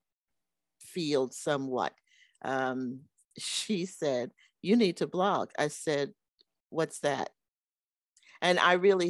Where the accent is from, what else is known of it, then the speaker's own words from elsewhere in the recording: New York, United States; moved away as an adult; I grew up in New York with two very, very loving and supportive parents